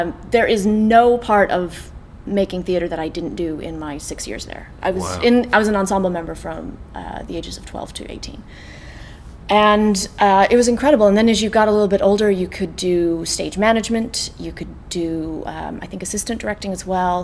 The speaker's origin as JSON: {"language": "English", "town": "Las Vegas", "region": "Nevada", "country": "United States", "tie": "born or raised there", "also_born_or_lived": "California", "moved": "as an adult", "lives_now": "Ireland", "said": "I was born in Las Vegas. We went away and then we came back."}